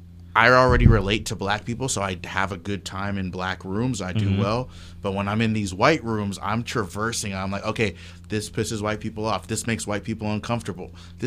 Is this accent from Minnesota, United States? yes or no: yes; St. Cloud, Minnesota, United States; I'm from St. Cloud. Yeah. So that is my, like, my home.